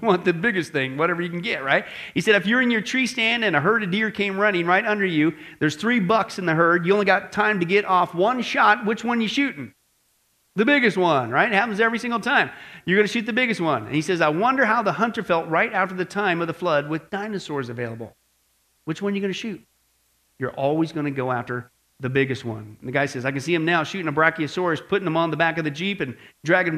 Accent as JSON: {"language": "English", "area": "Kansas, Nebraska", "region": "Midwest", "country": "United States", "tie": "born or raised there", "said": "I grew up in Kansas, Nebraska"}